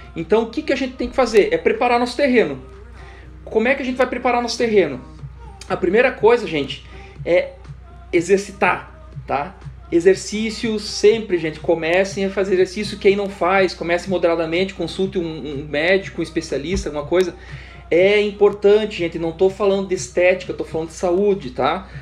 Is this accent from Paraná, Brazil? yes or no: yes; Curitiba, Paraná, Brazil; Eu, como um bom curitibano